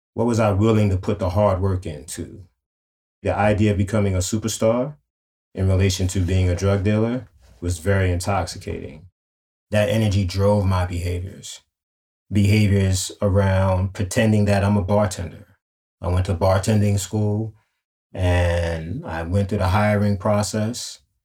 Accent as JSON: {"language": "English", "town": "New York City", "region": "New York", "country": "United States", "tie": "born or raised there", "said": "growing up in Harlem"}